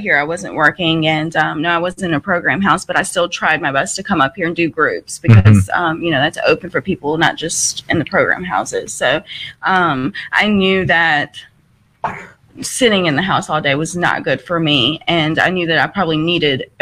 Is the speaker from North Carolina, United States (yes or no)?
yes; North Carolina, United States; moved away; I'm from North Carolina